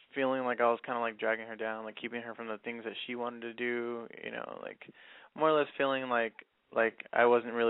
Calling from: Inland Empire, California, United States; I'm calling from the Inland Empire, and I'm 21.

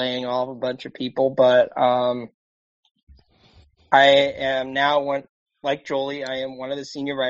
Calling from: Annapolis, Maryland, United States; I am calling in from Annapolis, Maryland, on the East Coast.

